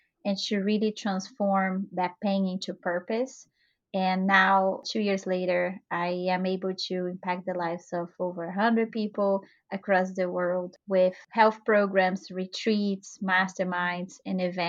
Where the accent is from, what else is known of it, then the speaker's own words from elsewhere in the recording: Brazil; moved away; I'm originally from Brazil.